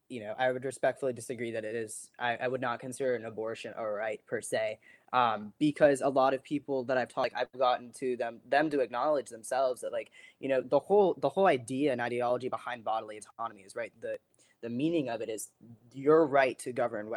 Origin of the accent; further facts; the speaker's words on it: Vladimir, Vladimir Oblast, Russia; born there; So I was born in Vladimir, Russia, December 6, 2002.